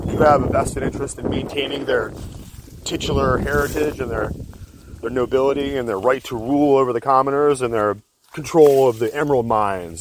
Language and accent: English; United States